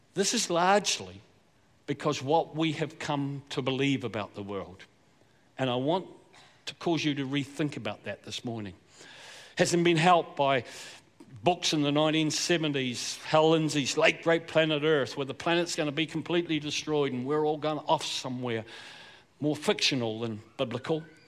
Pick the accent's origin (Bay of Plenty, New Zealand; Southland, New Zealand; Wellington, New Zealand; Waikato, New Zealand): Southland, New Zealand; accent: Southland; I was born and bred in Southland, so a bit of that accent's going to come out, I'm afraid, at different points. I'm a South Islander